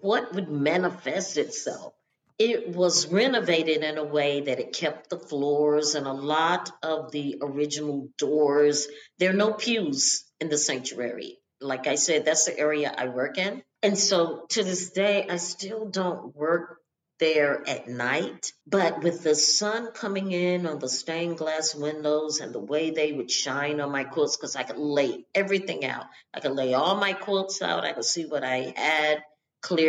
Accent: Charlotte, North Carolina, United States; also born or lived in Baltimore; I grew up in Charlotte

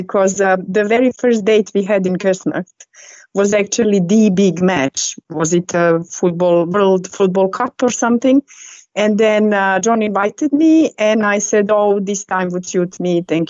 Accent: Norway; English is a second language; now in England, United Kingdom; And we actually met when I came from Norway to England, actually on Chelsea match versus Arsenal.

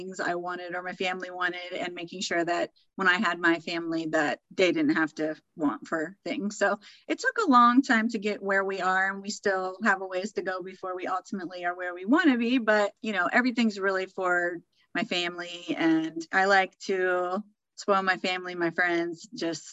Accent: Mansfield, Ohio, United States; now in Columbus, United States; I am from Mansfield, Ohio originally, and Jones chips are life.

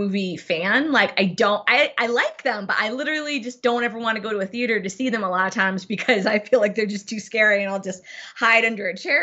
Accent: Billings, Montana, United States; moved away as an adult; also born or lived in Newport Beach, California; But my family moved to Montana when I was 3. So I really don't remember it there. And so I really spent all of my time until I went to California to college in Billings, Montana

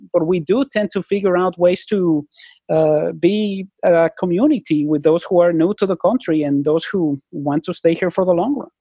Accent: Mexico; now in Vancouver, Canada; when I was growing up in Mexico

